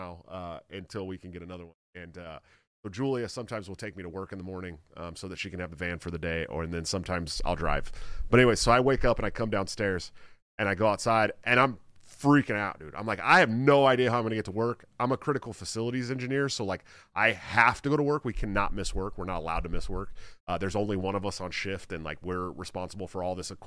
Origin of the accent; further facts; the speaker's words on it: California, United States; moved away; I'm like from California